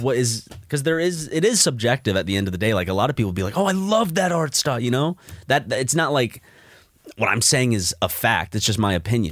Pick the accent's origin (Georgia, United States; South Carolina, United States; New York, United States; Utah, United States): South Carolina, United States; Columbia; now in Los Angeles, United States; Columbia, my home t, like, my hometown where I was, where I was born